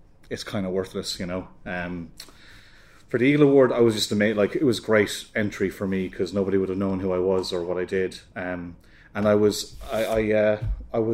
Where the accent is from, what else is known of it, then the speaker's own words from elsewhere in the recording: Ireland; now in United Kingdom; as an Irish artist